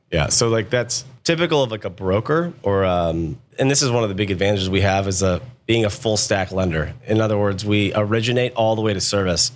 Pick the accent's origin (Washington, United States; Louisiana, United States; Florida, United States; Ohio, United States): Ohio, United States; Akron; also born or lived in Columbus, Ohio; I grew up in Akron, Ohio, a town called Silver Lake